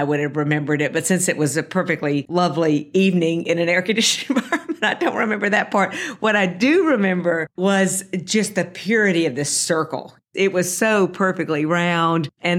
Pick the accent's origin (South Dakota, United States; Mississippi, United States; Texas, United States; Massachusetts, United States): Mississippi, United States; Jackson; I grew up in Jackson, Mississippi, and we did not have a professional sports franchise in Mississippi.